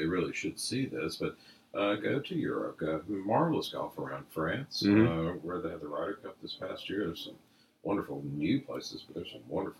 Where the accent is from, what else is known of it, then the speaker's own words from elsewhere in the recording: Atlanta, Georgia, United States; I grew up in Atlanta